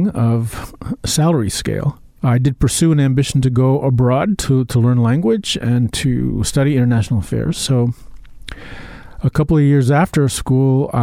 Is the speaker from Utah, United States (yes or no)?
no; Nyack, New York, United States; also born or lived in Queens, New York; I grew up in Nyack, graduated